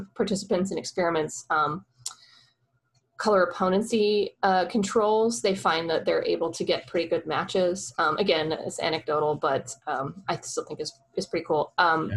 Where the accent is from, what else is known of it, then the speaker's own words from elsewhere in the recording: Oklahoma, United States; I'm a girl from Oklahoma